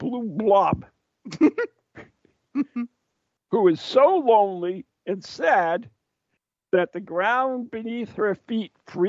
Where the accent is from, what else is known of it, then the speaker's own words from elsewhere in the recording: Poland; Poland, my home country